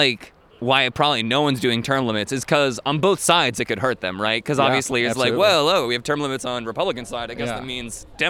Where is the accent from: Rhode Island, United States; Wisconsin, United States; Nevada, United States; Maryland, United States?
Rhode Island, United States; moved away as an adult; I'm from Rhode Island